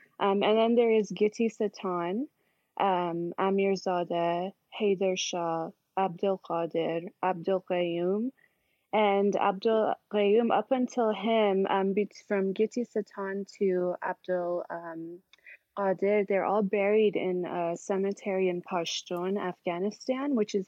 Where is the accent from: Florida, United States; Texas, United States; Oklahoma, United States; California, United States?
California, United States; San Diego; I was born and raised here in San Diego, California.